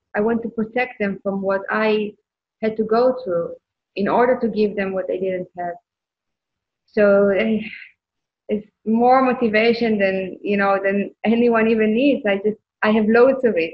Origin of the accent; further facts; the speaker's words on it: Israel; moved away; I came from Israel and I served in the military